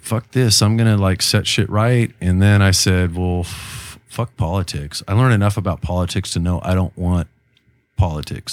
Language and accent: English; Chula Vista, California, United States; born and raised in Chula Vista, Bay General Hospital